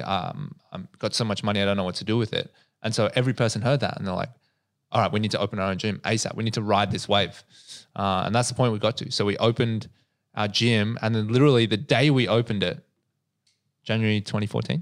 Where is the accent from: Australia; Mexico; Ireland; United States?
Australia; I grew up in the North Shore